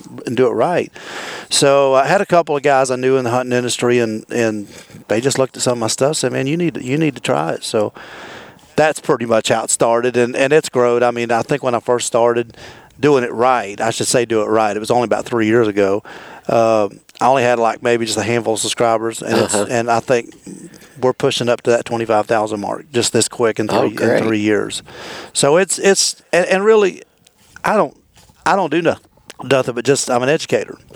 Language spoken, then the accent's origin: English; Virginia, United States; I'm from Virginia originally. I'm a Virginia native, you know, born, raised in Virginia